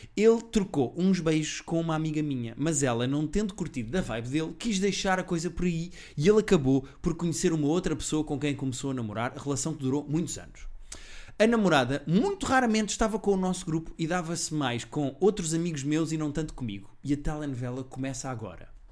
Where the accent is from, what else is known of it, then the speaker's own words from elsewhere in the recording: Portugal; eu sou português